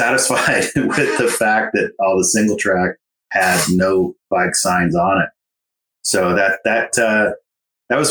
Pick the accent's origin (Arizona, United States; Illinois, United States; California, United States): California, United States; Sonoma County; also born or lived in Southwest United States; now in Marin County, United States; I'm from Sonoma County, just to the north, but came to Marin